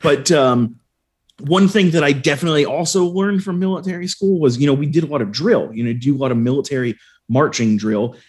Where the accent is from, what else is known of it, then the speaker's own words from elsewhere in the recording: Arlington, Virginia, United States; also born or lived in Fairfax County, Virginia; Growing up in Arlington and Arlington, Virginia, and Fairfax County, Virginia